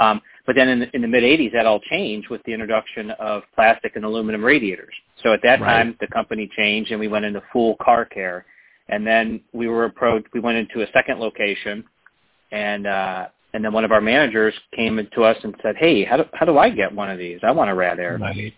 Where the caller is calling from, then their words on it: Cleveland, Ohio, United States; I'm calling from very cold Cleveland, Ohio.